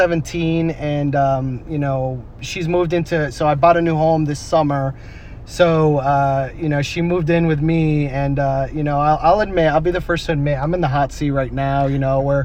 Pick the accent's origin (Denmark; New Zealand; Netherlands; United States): United States; East Coast; also born or lived in Connecticut / Massachusetts / Houston; now in San Antonio, United States; No. I'm actually originally from the East Coast. So I lived in Connecticut, I lived in Massachusetts, I lived in Houston for a short time, and then I actually came here in 2013, San Antonio.